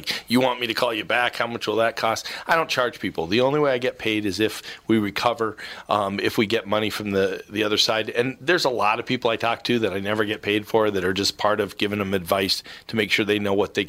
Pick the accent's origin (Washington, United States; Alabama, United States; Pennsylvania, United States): Washington, United States; Seattle; Yes. I was from Seattle, so until recently, there was no fandom to have.